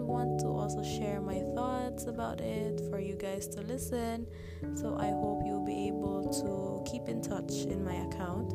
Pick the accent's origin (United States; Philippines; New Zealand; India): Philippines; I'm from the Philippines